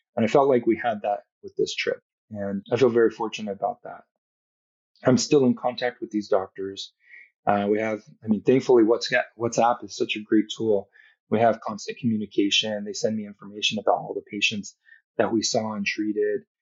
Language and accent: English; Southern California, United States; I grew up in Southern California